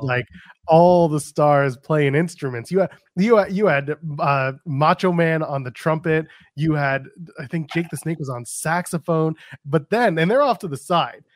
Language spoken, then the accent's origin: English; Canada; I'm Canadian